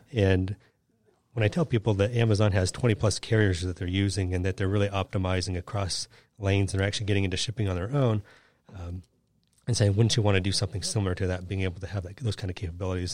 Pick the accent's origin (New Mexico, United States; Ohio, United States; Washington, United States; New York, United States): Washington, United States; Seattle; moved away; I'm from Seattle, and I grew up climbing mountains